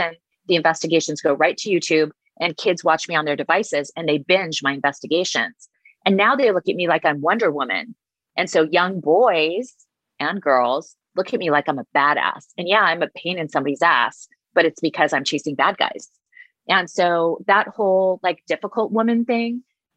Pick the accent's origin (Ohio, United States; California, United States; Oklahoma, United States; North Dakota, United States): California, United States; Huntington Beach and San Diego; I grew up in Huntington Beach and San Diego